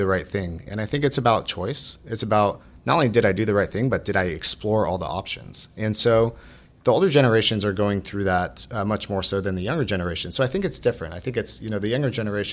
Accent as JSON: {"language": "English", "area": "Orange County", "region": "Southern California", "country": "United States", "tie": "born or raised there", "said": "I grew up in Orange County, Southern California"}